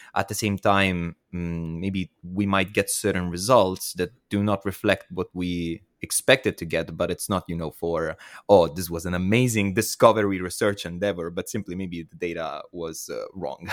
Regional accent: Southern Italy, Italy; my hometown in South Italy

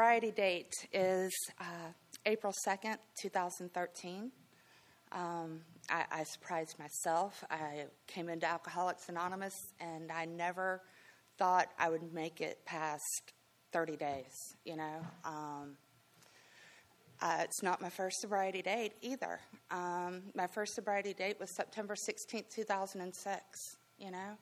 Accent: Greensboro, North Carolina, United States; also born or lived in Florida; I grew up here in Greensboro, right? I'm from Florida, but I grew up here. And grew up in the northwest side of Greensboro

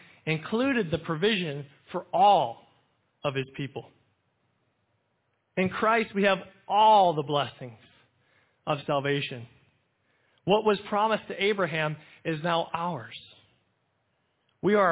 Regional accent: United States

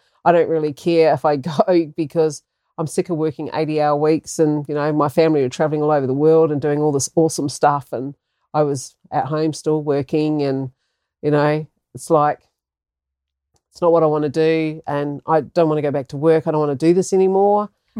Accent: New Zealand; moved away as an adult; also born or lived in Yorke Peninsula, South Australia; now in Australia; I'm a Kiwi. So I grew up fishing and hunting and giving cars grease and oil changes and all that sort of stuff.

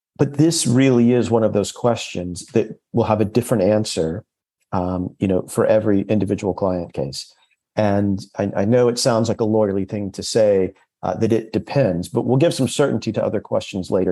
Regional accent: United States; accent: very American; moved away as an adult; now in London, United Kingdom; 15 years in London. And for all that time, I still haven't lost my very American accent

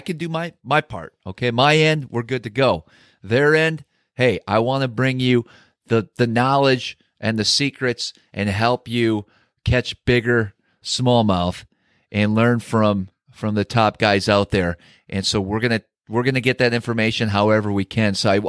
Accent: Wisconsin, United States; moved away; Back in my home state of Wisconsin

